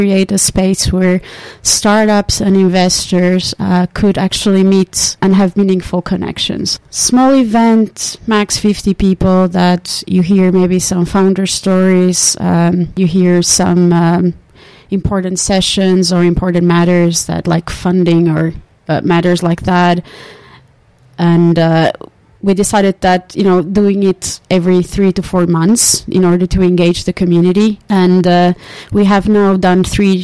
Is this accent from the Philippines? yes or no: no; Portugal; moved away as an adult; also born or lived in Finland; now in Tampere, Finland; I come originally from Portugal. I've been in Finland now for 14 years